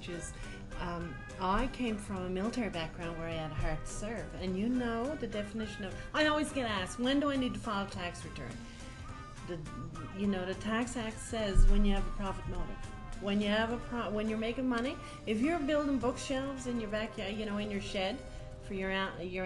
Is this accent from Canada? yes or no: yes; Newfoundland and Labrador, Canada; accent: Newfie; my newfie accent